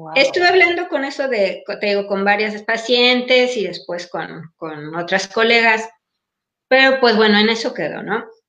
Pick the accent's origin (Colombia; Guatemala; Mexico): Mexico; now in Paris, France; nuestros códigos de conducta mexicanos, aquí no nos sirven porque no estamos en México